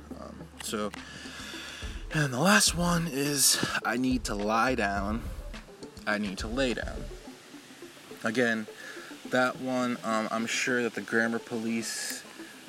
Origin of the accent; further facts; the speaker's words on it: Seabrook, New Hampshire, United States; also born or lived in Boston, Massachusetts; I wish I never fucking grew up in Seabrook